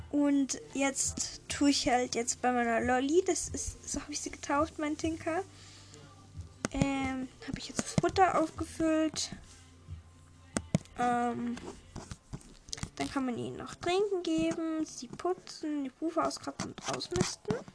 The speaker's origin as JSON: {"language": "German", "region": "Vienna", "country": "Austria", "said": "also bei uns in Österreich hat, glaube ich, noch, haben noch alle, glaube Weil wir, also wir in Wien halt, unsere Sommerferien sind das erste aus"}